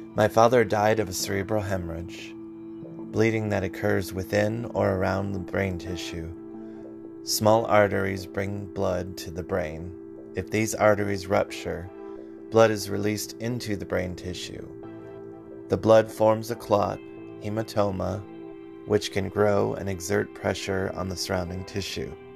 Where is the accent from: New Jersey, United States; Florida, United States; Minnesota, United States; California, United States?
California, United States; Concord; I was born in Concord. Concord is 29 miles northeast of San Francisco